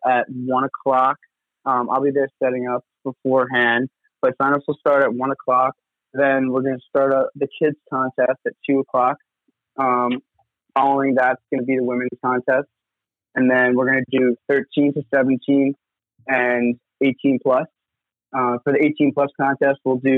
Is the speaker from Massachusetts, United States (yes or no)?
no; Montauk, New York, United States; I grew up around Montauk skateboarding, skating at the Montauk skate park